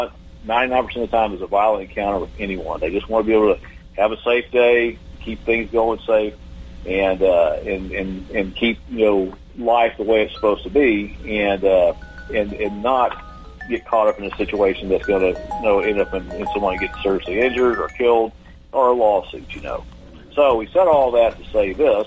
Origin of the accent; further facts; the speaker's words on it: Texas, United States; my home state here in Texas